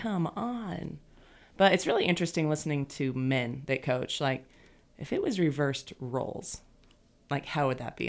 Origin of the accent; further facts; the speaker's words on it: Nebraska, United States; I'm from Nebraska